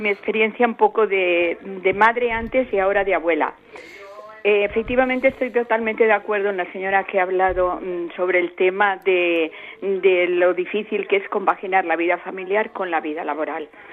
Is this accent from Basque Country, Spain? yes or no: no; Valencia, Valencian Community, Spain; now in Teruel, Spain; Yo soy de Valencia, pero mi hija está aquí en Teruel